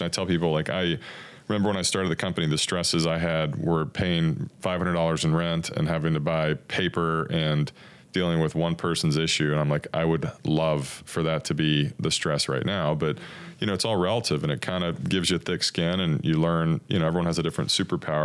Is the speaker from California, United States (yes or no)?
no; Corpus Christi, Texas, United States; I'm from Corpus as well